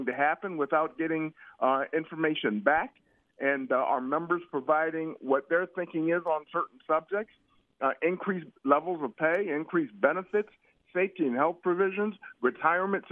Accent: Cleveland, Ohio, United States; me growing up in Cleveland, Ohio

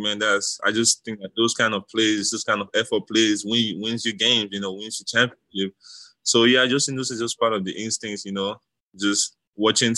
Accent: Nigeria; now in United States; growing up in Nigeria

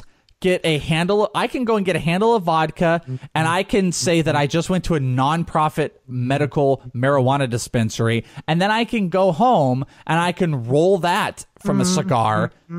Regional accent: California, United States; I mean, dude, I'm from the Bay Area.

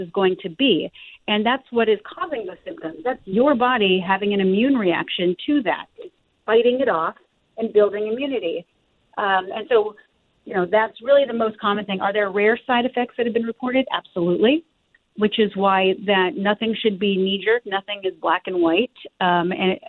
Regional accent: Arizona, United States; my home state of Arizona

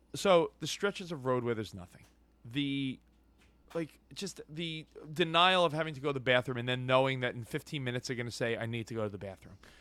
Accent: New York, United States; I grew up in New York

